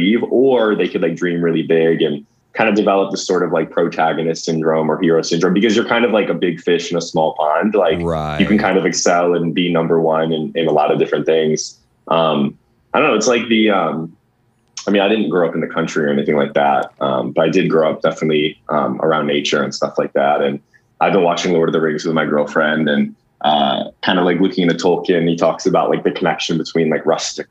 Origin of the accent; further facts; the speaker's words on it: Cleveland, Ohio, United States; moved away as an adult; also born or lived in New York City / Los Angeles / Washington, District of Columbia, United States; the stuff that me and my friends used to do when growing up in Cleveland